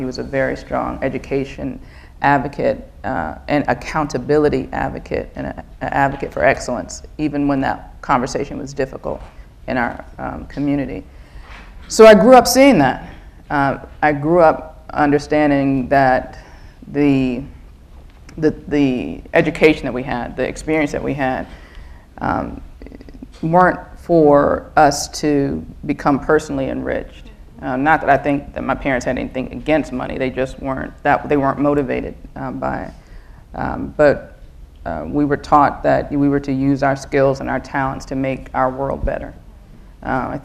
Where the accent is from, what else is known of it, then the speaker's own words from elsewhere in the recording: Baltimore, Maryland, United States; I grew up in Northwest Baltimore, the daughter of a pediatrician